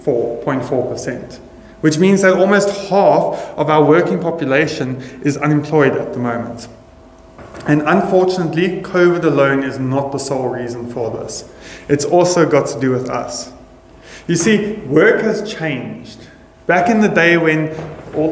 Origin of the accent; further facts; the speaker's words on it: South Africa; we are South African